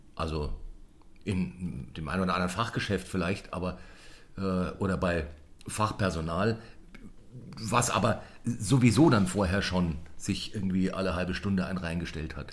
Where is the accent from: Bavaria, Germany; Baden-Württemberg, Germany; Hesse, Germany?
Bavaria, Germany; Munich; als Münchner